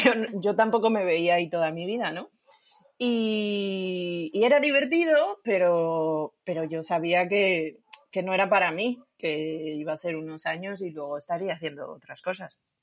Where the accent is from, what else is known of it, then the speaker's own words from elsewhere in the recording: Asturias, Spain; soy de Asturias